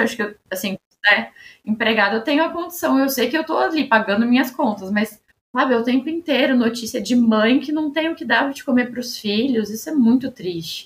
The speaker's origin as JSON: {"language": "Portuguese", "region": "São Paulo", "country": "Brazil", "said": "E como paulista"}